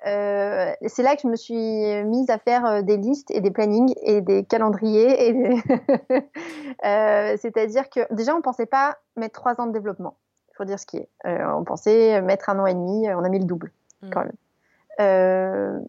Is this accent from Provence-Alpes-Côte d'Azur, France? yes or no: yes; Grasse, Provence-Alpes-Côte d'Azur, France; also born or lived in Paris; nous on est originaire de Grasse donc euh, la capitale euh, du parfum